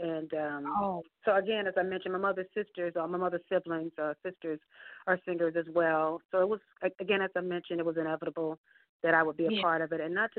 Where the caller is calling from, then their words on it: Atlanta, Georgia, United States; I'm calling from Atlanta, Georgia.